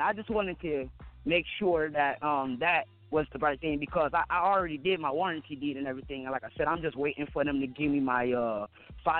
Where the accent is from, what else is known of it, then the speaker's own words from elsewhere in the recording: Wayne County, Michigan, United States; I was born here in Wayne County